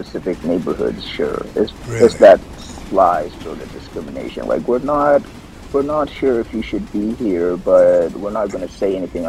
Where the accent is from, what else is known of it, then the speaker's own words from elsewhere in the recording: Pittsburgh, Pennsylvania, United States; also born or lived in Kenya; now in Kentucky, United States; Growing up in Pittsburgh at the True Life of Synagogue, I'm aware of a lot of Jewish customs